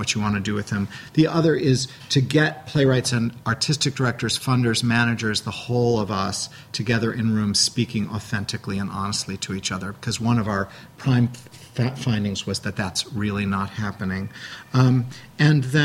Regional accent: Chicago, Illinois, United States; now in New York, United States; I'm from Chicago

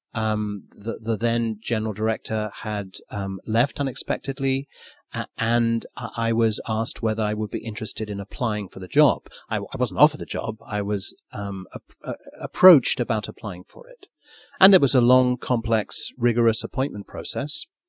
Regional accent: London, United Kingdom; now in Chicago, United States; I, grew up in London

